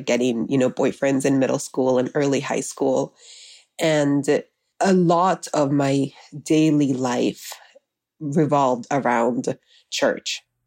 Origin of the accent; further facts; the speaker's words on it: Miami, Florida, United States; also born or lived in Honduras; I was raised in Miami